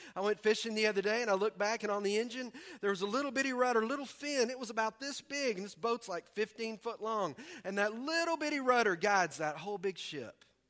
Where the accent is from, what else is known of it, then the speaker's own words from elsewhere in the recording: the South, United States; we're from the South